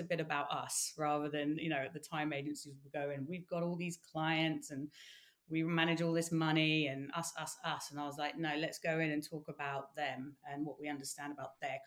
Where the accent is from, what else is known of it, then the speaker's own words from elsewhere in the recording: United Kingdom; as a Brit